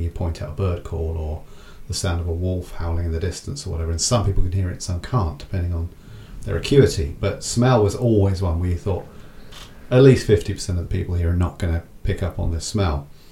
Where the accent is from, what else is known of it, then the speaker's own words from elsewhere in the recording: England, United Kingdom; us as English people living in Southern England